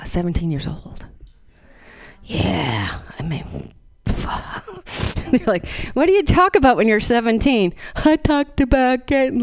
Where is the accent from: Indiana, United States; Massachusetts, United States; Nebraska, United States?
Massachusetts, United States; Boston; I'm from Boston, East Coast boy.